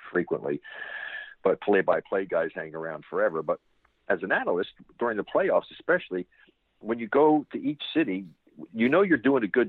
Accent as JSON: {"language": "English", "region": "New York", "country": "United States", "tie": "born or raised there", "moved": "yes", "said": "when I was growing up in New York"}